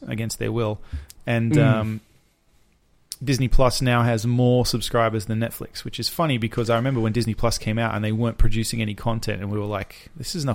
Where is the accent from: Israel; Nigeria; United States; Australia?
Australia; we're from Australia